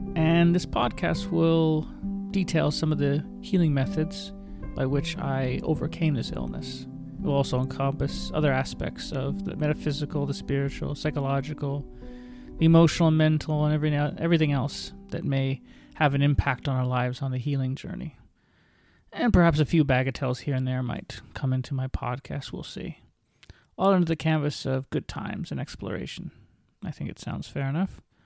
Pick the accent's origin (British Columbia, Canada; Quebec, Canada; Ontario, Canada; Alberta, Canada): Ontario, Canada; St. Catharines; I was born and raised in Saint Catharines, Ontario